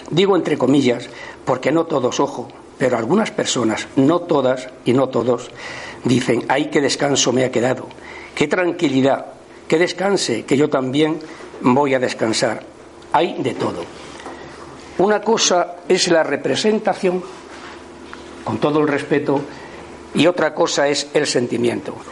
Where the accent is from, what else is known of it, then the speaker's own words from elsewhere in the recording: Andalusia, Spain; Por mi tierra, yo soy de Andalucía, aunque no se me note